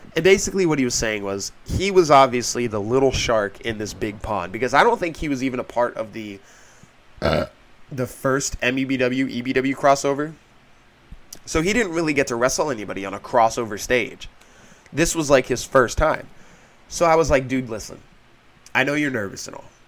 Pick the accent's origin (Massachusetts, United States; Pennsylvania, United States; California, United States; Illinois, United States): Pennsylvania, United States; I'm from Pennsylvania